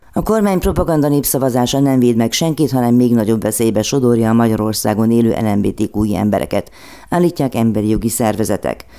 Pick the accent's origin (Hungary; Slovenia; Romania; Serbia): Romania; Olyan országban nőttem fel, ahol börtön várt a homoszexuálisokra, és ez még a rendszerváltás után is tartott. Románia